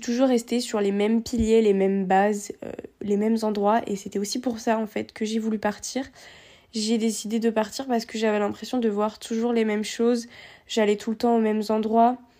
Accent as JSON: {"language": "French", "country": "Réunion", "tie": "born or raised there", "also_born_or_lived": "Guadeloupe", "moved": "as an adult", "lives_now": "Lyon, France", "said": "je suis née à La Réunion euh, et quelques mois plus tard, mes parents ont décidé de partir déménager en Guadeloupe. Donc après, j'ai vécu pendant 4 ans en Guadeloupe et juste après, on est retourné à la Réunion"}